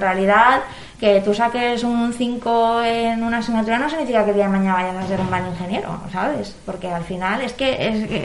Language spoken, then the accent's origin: Spanish; Valencian Community, Spain; como valenciano